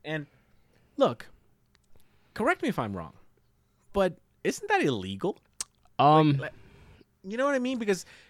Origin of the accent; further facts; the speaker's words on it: Mexico; now in United States; I love my country. You know, I come from Mexico and I love it.